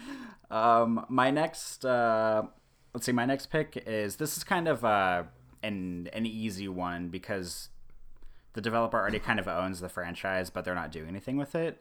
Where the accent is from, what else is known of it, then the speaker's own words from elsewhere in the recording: Kansas City, Missouri, United States; now in Omaha, United States; I grew up in Kansas City, Missouri, so you know northwest Missouri